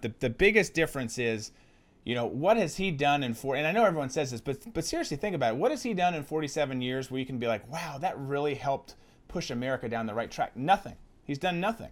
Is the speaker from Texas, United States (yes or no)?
no; Minnesota, United States; I'm from Minnesota